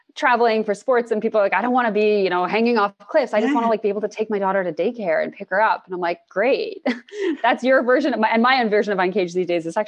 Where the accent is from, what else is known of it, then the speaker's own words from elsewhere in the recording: Toronto, Ontario, Canada; moved away as an adult; now in British Columbia, Canada; I'm from Toronto and I moved to BC last year